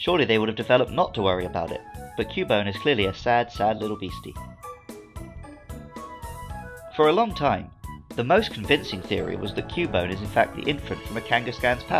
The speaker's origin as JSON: {"language": "English", "region": "London", "country": "United Kingdom", "tie": "born or raised there", "said": "I was born in London"}